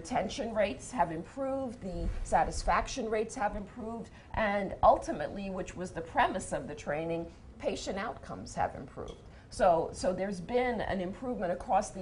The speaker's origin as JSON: {"language": "English", "town": "New York City", "region": "New York", "country": "United States", "said": "As a New Yorker"}